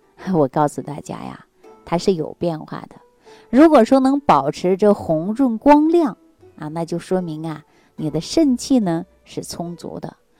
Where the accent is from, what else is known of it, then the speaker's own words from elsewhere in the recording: China; 这就是我们中国人重要的一个特征啊